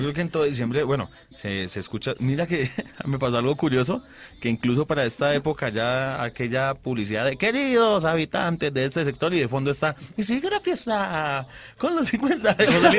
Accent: Bucaramanga, Santander, Colombia; De Bucaramanga todos somos

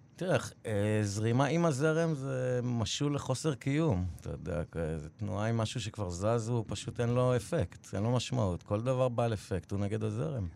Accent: Israel; moved away as an adult; now in New York City, United States; כשחזרתי לפה בגיל חמש

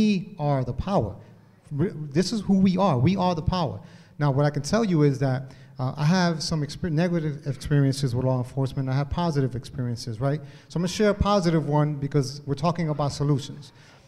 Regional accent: Hartford, Connecticut, United States; I come from Hartford, born and raised here.

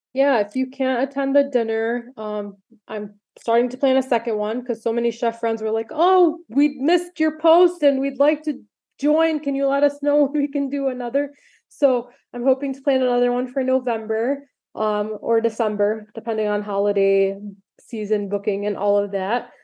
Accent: Michigan, United States; I'm so grateful to live in Michigan, my home state

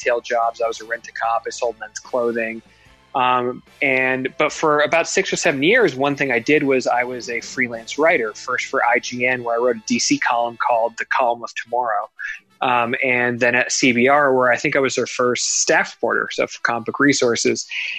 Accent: Toronto, Ontario, Canada; So I was born in Toronto. I dreamed of being Prime Minister of Canada when I was a kid.

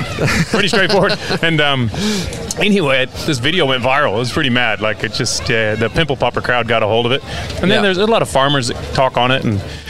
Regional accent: Wild Horse, Colorado, United States; now in Australia; so I grew up in Wild Horse, and it was a small town

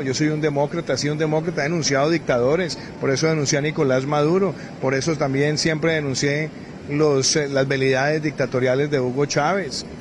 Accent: Colombia; uno como colombiano

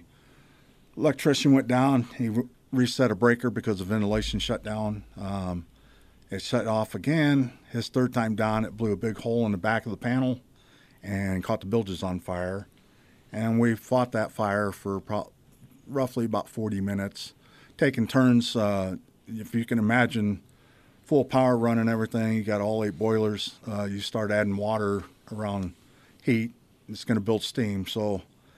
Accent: Iowa, United States; I'm from Iowa

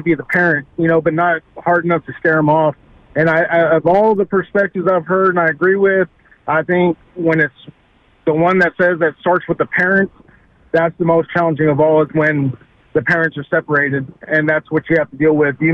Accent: Corpus Christi, Texas, United States; I'm from the Corpus Christi area

